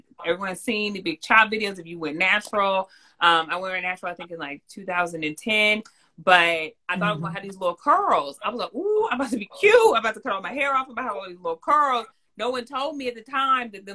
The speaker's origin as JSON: {"language": "English", "region": "California", "country": "United States", "tie": "born or raised there", "also_born_or_lived": "New York", "moved": "yes", "said": "I grew up in California, loved the sun, was always in the sun."}